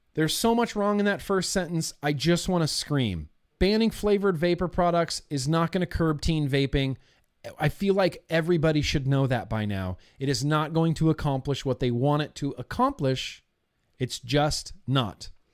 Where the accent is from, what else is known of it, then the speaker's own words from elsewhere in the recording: United States; As a free adult American who is of age